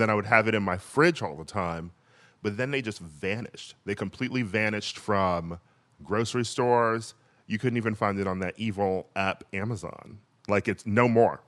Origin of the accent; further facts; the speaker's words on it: Milwaukee, Wisconsin, United States; Milwaukee uh, my hometown